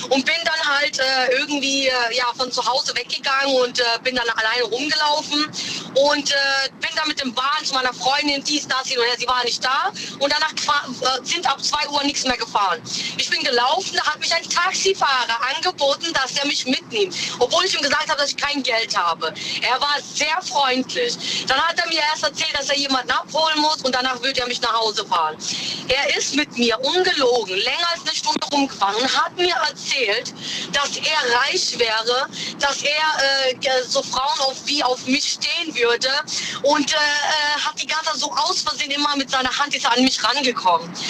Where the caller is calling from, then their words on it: Frankfurt, Hesse, Germany; ich bin aus Frankfurt.